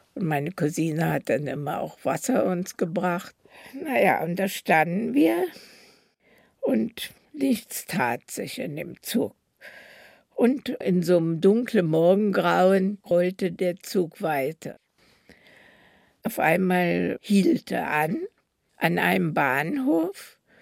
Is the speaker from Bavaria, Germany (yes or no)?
no; Berlin, Germany; so sind wir also in Berlin, wo ich geboren bin, geblieben